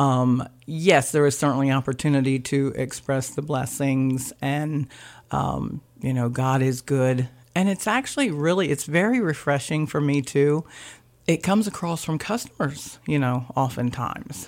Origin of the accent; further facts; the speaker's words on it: Blades, Delaware, United States; also born or lived in Laurel, Delaware; I grew up in Blades. I graduated from Seaford